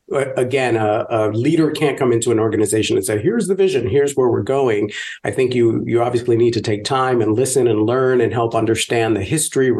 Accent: New York City, New York, United States; I grew up poor in the South Bronx, in the projects

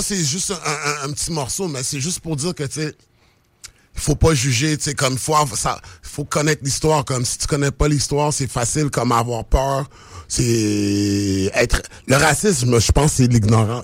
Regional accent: Quebec, Canada; also born or lived in United States; je suis né aux États-Unis, puis comme j'ai grandi au Québec

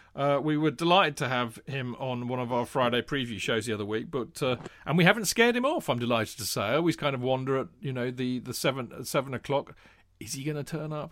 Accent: Winchester, South East England, United Kingdom; also born or lived in London; growing up in Hampshire, in, in Winchester

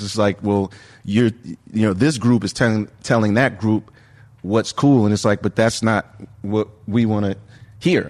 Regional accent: New York, United States; as a New Yorker growing up

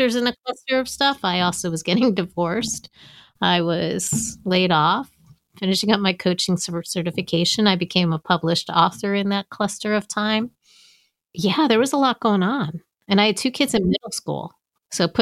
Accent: United States; moved away as an adult; now in Maryland, United States; I'm from New York, New Jersey

